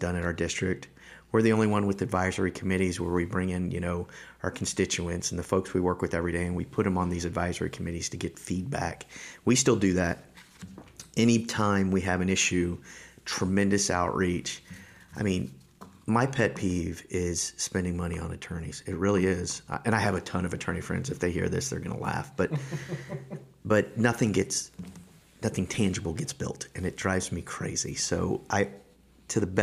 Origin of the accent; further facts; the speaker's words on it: Tampa, Florida, United States; also born or lived in Melbourne, Florida; So I essentially grew up in Hillsborough County, just outside of Tampa, in the burbs.